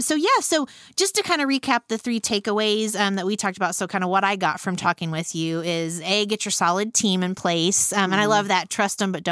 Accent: Randolph County, Indiana, United States; I'm from Randolph County, which is a neighboring mm-hmm. county. But I still feel like I'm from Muncie because mm-hmm. Muncie was where we had to come and get groceries.

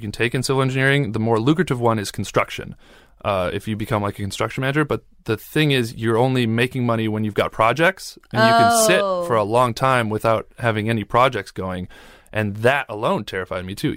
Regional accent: Wisconsin, United States; I grew up pretty well in Wisconsin

